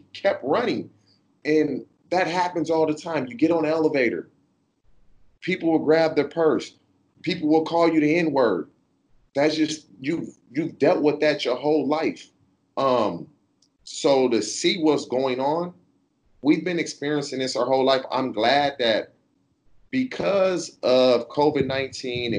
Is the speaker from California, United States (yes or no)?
yes; California, United States; I'm from California, born and raised here.